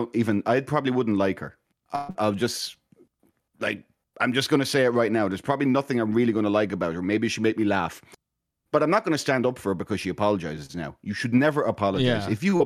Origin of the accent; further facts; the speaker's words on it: Ireland; I'm Irish